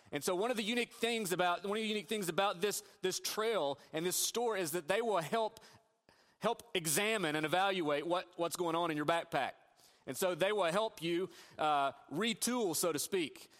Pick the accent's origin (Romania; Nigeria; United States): United States; Northeast Tennessee; moved away; I grew up in Northeast Tennessee